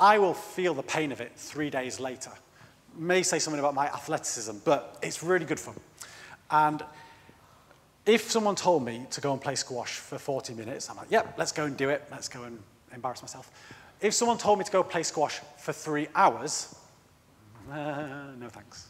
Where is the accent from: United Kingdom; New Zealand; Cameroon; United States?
United Kingdom; I am British.